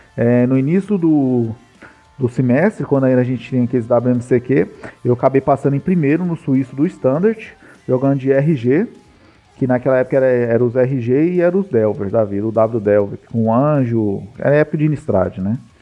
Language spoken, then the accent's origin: Portuguese; Goiânia, Goiás, Brazil; Eu sou de Goiânia aqui, famoso comedor de piquis